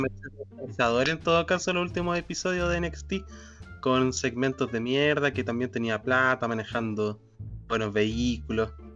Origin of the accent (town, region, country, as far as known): Araucanía, Chile